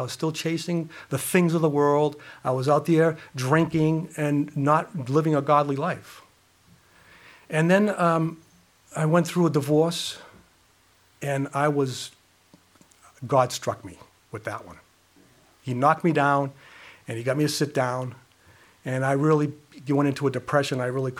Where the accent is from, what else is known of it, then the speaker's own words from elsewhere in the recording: Worcester, Massachusetts, United States; Let me share my testimony with you. I grew up in Worcester, had a mother and father, have a mother, they're still alive, they're 93.